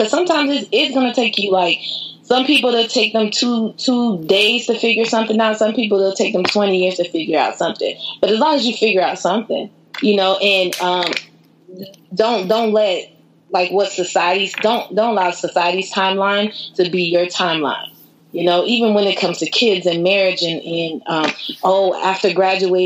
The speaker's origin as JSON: {"language": "English", "town": "Fort Myers", "region": "Florida", "country": "United States", "tie": "born or raised there", "also_born_or_lived": "Tampa, Florida", "said": "my hometown, Fort Myers."}